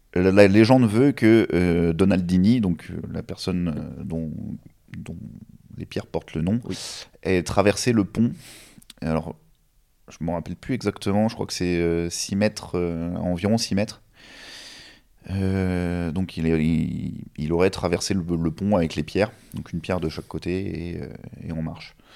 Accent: Normandy, France; je viens de Normandie

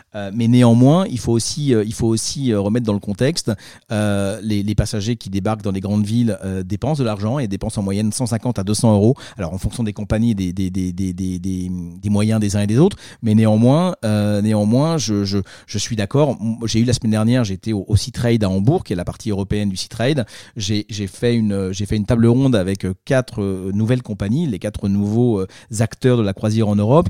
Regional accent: France; also born or lived in Marseille; je suis Marseillais, je suis Français et fier heureux

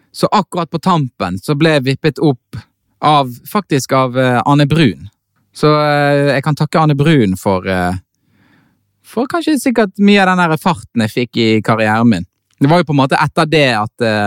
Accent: Bergen, Vestland, Norway; jeg er født i Bergen

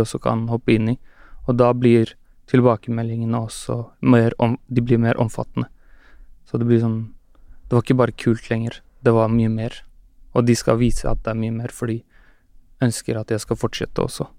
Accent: Oslo, Norway; Jeg er fra Skullerud

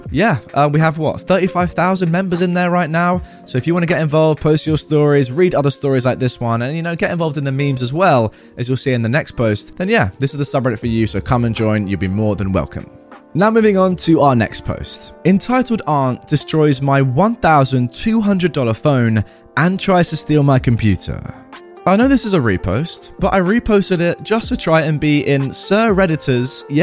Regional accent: Texas, United States; Now, I'm a Texan raised, military family grown.

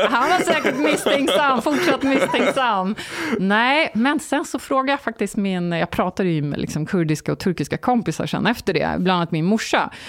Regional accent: Sweden; ja, jag är från Sverige, men som ni ser så är jag inte blond och blåögd. Alla bara ha ha ha. Och så eh, säger jag då att jag är halvkurd och halvturk.

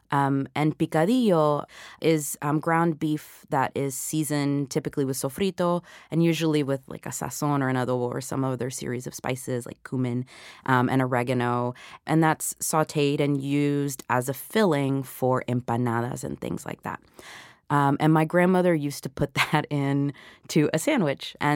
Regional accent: the South, United States; which of course I had plenty of growing up in the South.

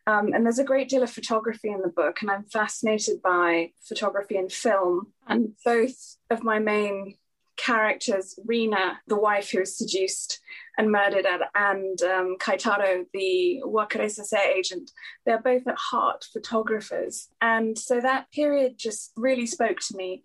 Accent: Singapore; moved away; also born or lived in York / Cambridge / Oxford; I'm from Singapore, and uh, you know that's where I grew up

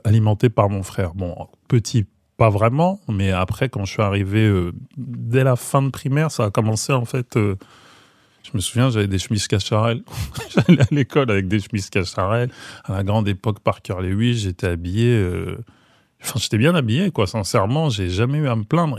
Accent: Maisons-Alfort, Île-de-France, France; J'ai grandi donc à Maison Alfort, donc j'étais euh, dans la norme du banlieusard, on va dire.

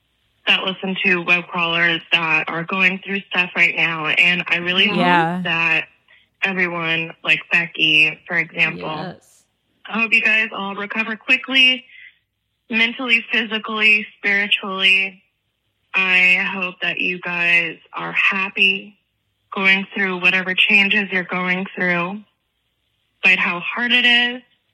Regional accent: Louisiana, United States; Well, I'm not from Indiana. I'm from Louisiana.

